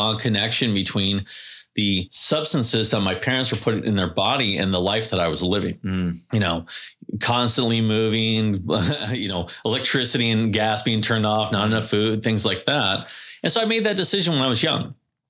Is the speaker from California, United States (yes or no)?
yes; Carlsbad, California, United States; also born or lived in Oceanside; I live in Vista. I grew up in Carlsbad, Oceanside, and now I live in Vista.